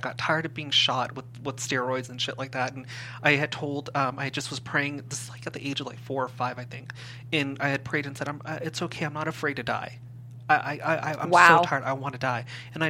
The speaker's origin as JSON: {"language": "English", "town": "Simi Valley", "region": "California", "country": "United States", "tie": "born or raised there", "said": "We moved from the Valley into Simi Valley"}